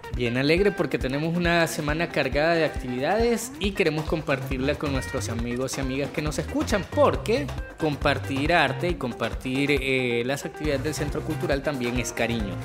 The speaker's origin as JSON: {"language": "Spanish", "country": "El Salvador", "said": "nuestra historia como salvadoreños y salvadoreñas"}